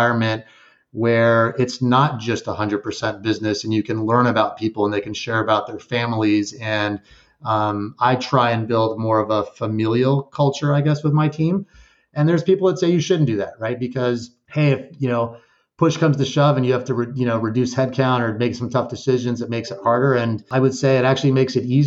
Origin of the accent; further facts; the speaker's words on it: El Paso, Texas, United States; moved away as an adult; also born or lived in Guadalajara, Mexico / Austin, Texas / Georgia; now in New Jersey, United States; we moved back from Guadalajara to El Paso, Texas